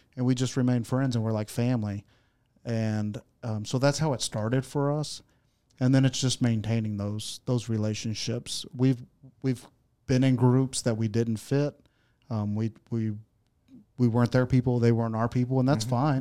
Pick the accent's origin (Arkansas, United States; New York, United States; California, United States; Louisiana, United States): Arkansas, United States; Searcy; also born or lived in Texas / Oklahoma; I'm I'm from, born and raised in Searcy.